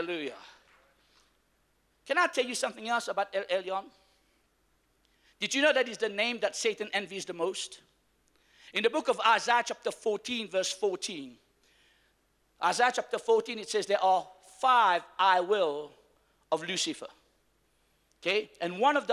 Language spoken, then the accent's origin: English; Mauritius; I am from Mauritius